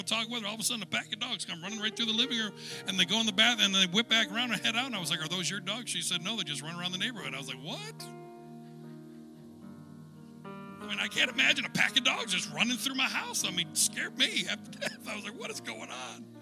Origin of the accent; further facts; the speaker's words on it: United States; As an American